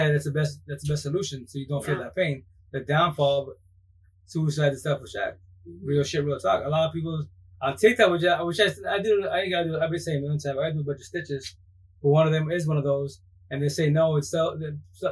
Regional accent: Yakima, Washington, United States; also born or lived in Seattle, Washington / Federal Way, Washington; now in Lake Tapps, United States; I'm from Yakima

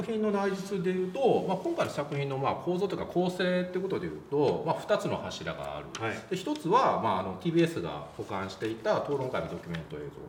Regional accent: Wakayama, Japan; moved away; 僕その和歌山の本当その80年代のビーバップハイスクールみたいな環境にいたんで和歌山ですね

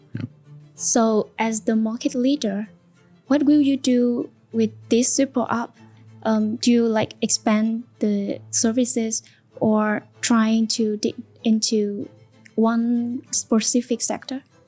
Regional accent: Central Vietnam, Vietnam; my hometown, mm. in the central of the of Vietnam

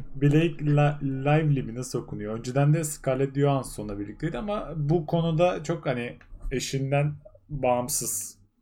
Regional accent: Ardahan, Turkey; ben Ardahanlıyım

